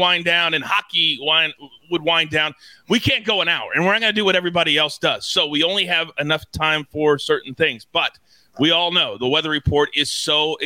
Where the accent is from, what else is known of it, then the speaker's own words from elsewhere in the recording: Kansas, United States; moved away; I always go back to see my parents who, as many of you know, I grew up in Kansas